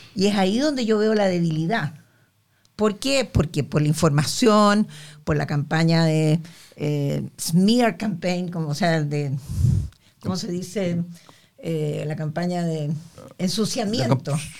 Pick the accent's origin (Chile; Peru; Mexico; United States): Chile; nosotros como chilenos